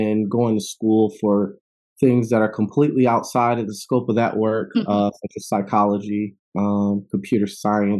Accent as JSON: {"language": "English", "town": "Chicago", "region": "Illinois", "country": "United States", "also_born_or_lived": "Madison, Wisconsin / Oakland, California", "moved": "yes", "said": "I'm originally from Chicago"}